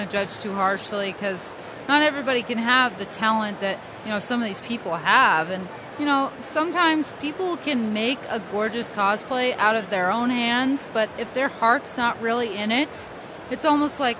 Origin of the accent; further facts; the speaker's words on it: Pueblo, Colorado, United States; I am from Pueblo, Colorado